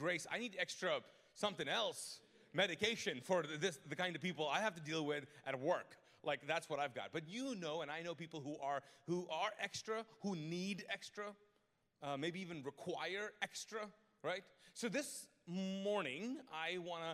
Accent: Pakistan; now in Charlotte, United States; I'm Pakistani

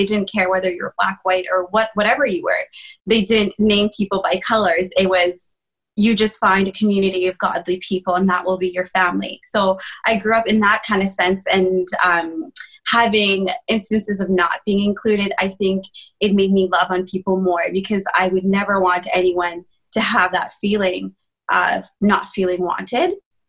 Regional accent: Rwanda; born there; So I was born in Rwanda, and I think a lot of people do know about the genocide.

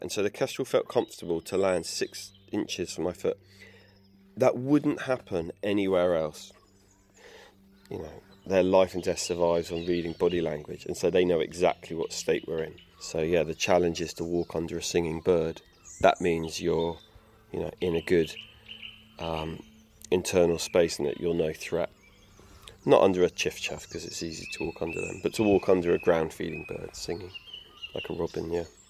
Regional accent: England, United Kingdom; I grew up in England

